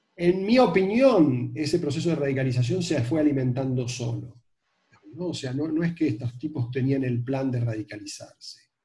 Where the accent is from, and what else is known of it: Argentina